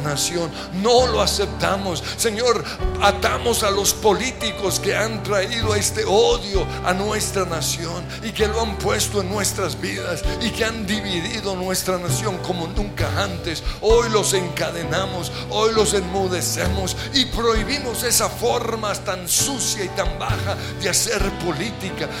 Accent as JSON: {"language": "Spanish", "country": "Colombia", "said": "Somos colombianos"}